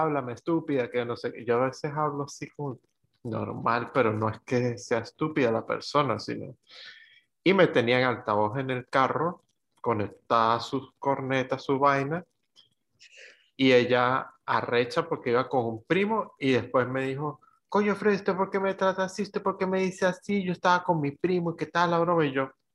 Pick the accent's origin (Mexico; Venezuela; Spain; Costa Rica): Venezuela; moved away; desde que salí de Venezuela